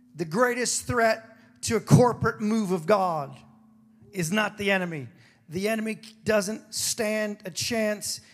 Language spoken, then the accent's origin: English; Hawaii, United States; also born or lived in San Diego, California; I was born in California, lived in San Diego till I was seven, and I was raised in Hawaii.